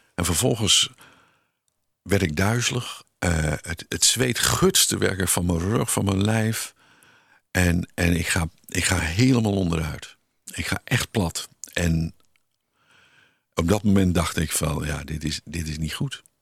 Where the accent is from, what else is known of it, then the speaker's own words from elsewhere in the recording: Haastrecht, South Holland, Netherlands; in het dorp waar ik geboren ben, in Haastrecht